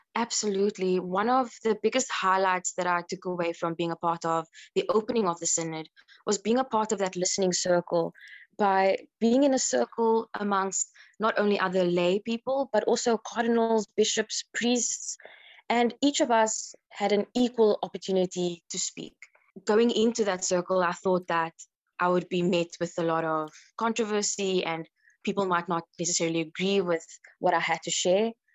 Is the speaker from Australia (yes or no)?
no; South Africa; from South Africa